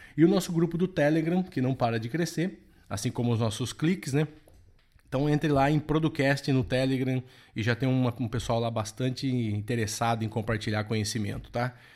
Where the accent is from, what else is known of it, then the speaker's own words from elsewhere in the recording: interior of São Paulo, Brazil; eu sou aqui do interior de São Paulo